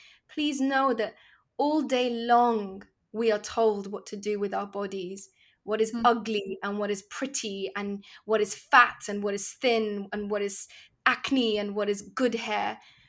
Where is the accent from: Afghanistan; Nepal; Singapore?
Afghanistan; Kabul; Because, you know, I'm Afghan. I was born in Kabul. I had to leave my country because of the same people that terrorized your country.